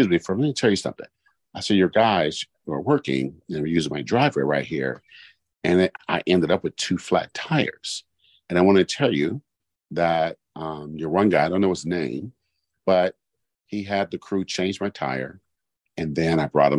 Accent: Oakland, California, United States; I'm from East Oakland.

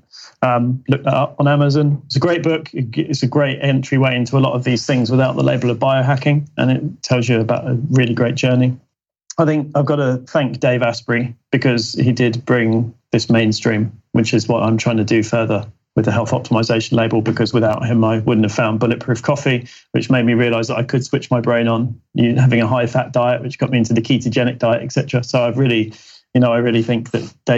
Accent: United Kingdom; because we're British.

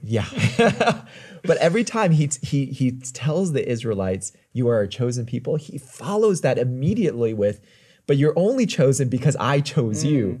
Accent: United States; accent: American; I'm American

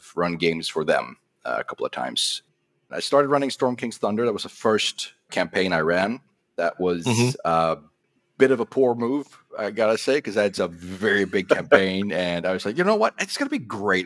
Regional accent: Sweden; I'm from Sweden

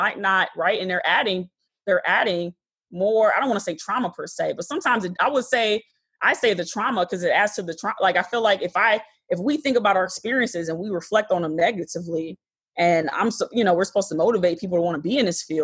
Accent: Detroit, Michigan, United States; moved away as an adult; also born or lived in Wixom, Michigan; now in Chicago, United States; I'm originally from Michigan. I was born in Detroit

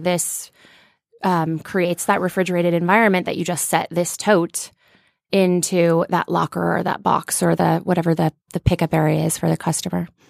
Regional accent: Cherokee, Iowa, United States; moved away as an adult; now in Los Angeles, United States; I grew up in Northwest Iowa

